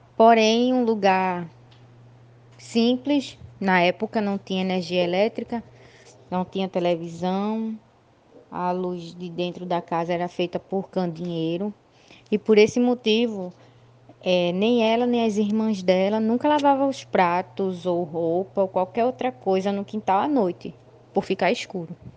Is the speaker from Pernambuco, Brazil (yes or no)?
yes; Jaboatão dos Guararapes, Pernambuco, Brazil; eu sou daqui de Jaboatão, dos Guararapes, Pernambuco